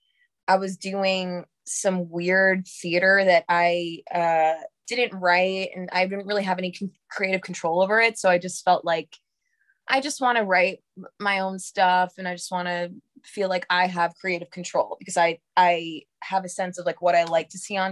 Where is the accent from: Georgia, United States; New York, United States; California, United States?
New York, United States; New York City; I'm from New York. I grew up in Harlem